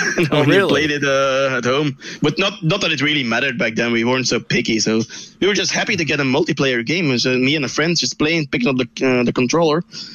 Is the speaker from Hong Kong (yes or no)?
no; Belgium; people already knew that thanks to your fine intro. I'm actually from Belgium. It's across the pond. It's a very small country where we have three different languages in one country